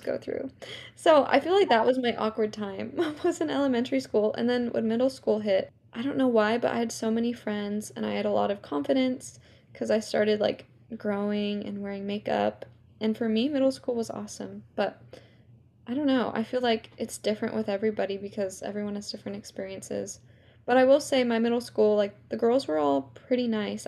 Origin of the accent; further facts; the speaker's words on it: California, United States; also born or lived in New York; I grew up in New York, and then at the age of seven, I moved from New York to California